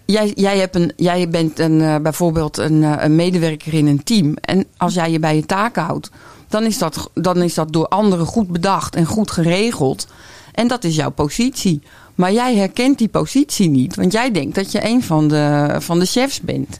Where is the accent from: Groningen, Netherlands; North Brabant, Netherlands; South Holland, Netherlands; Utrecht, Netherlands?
South Holland, Netherlands; Noordwijk; Ik kom uit Noordwijk en ik ben paardencoach